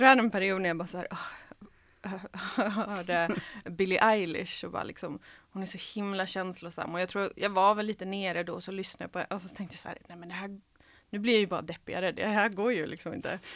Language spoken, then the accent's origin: Swedish; Helsingborg, Skåne, Sweden; first language Serbo-Croatian; Swedish is a second language; moved away as an adult; also born or lived in Croatia / Kalmar / Rockneby / Svalöv; från 9 till 19 så växte jag upp i Helsingborg